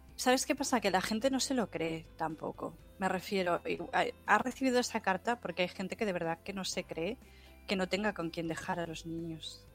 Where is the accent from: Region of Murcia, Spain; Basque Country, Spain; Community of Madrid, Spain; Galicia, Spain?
Galicia, Spain; como soy gallega, vivo en el norte